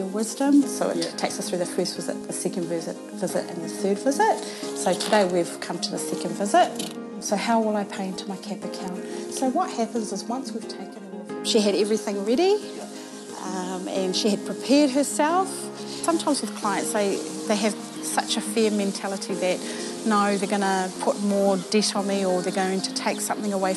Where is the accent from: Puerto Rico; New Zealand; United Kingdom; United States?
New Zealand; Auckland; I come from South Auckland. I was born here in Mangere Bridge